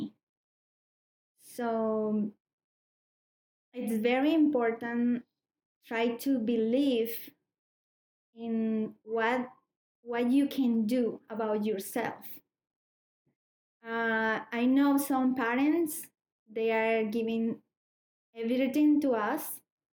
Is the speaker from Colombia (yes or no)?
yes; Colombia; English is a second language; moved away as an adult; I'm new in this country. I am from Colombia. 4 years ago, I came